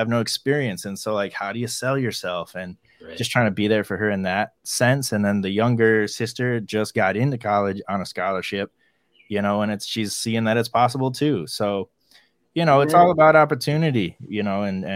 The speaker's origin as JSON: {"language": "English", "town": "Ann Arbor", "region": "Michigan", "country": "United States", "tie": "born or raised there", "also_born_or_lived": "Chile", "said": "I grew up in Ann Arbor, Michigan"}